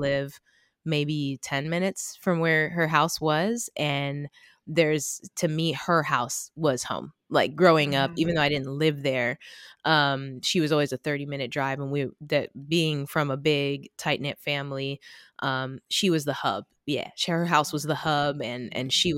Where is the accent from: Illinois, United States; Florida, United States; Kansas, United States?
Florida, United States; I was raised in Florida